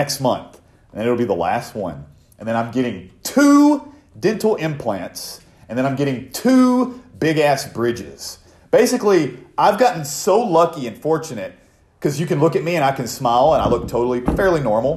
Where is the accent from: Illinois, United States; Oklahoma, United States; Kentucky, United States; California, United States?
Oklahoma, United States; my hometown is full of nothing but fucking meth heads. So, anyway. So is the town I live in now. But, anyway, I guess Every town is. This is Oklahoma